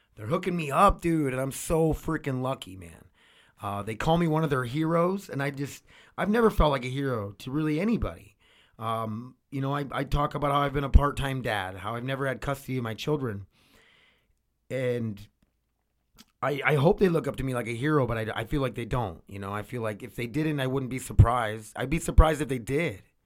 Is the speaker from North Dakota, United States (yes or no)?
yes; North Dakota, United States; we come from North Dakota where we watch hockey all the time